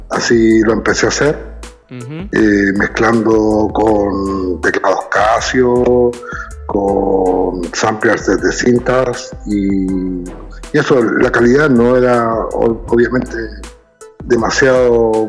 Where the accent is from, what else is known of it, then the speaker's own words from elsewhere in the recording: Chile; soy chileno.